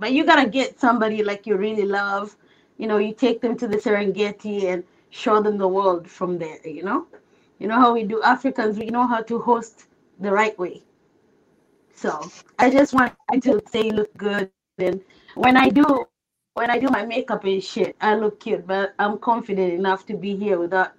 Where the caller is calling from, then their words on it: Seattle, Washington, United States; Oh, are you talking to me? Seattle. How are you?